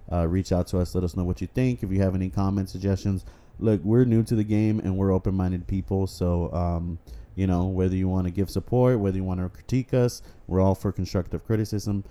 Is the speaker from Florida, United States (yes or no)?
no; Texas, United States; we are from Texas